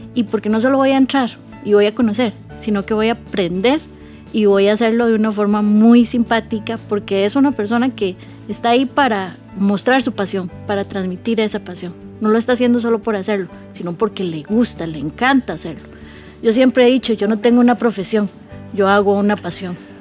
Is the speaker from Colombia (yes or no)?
no; Costa Rica; Yo puedo ser de Costa Rica, eh, haber vivido aquí muchos años